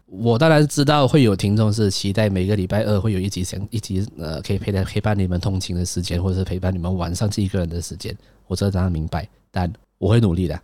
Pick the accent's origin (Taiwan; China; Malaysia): Malaysia; 我是一个马来西亚人